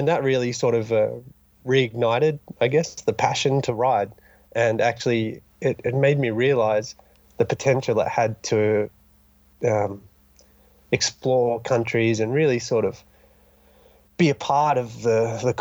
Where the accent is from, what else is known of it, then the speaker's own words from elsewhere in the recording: Dunsborough, Western Australia, Australia; now in Revelstoke, Canada; I'm originally from Dunsborough, Western Australia, just a little town down in the southern coast.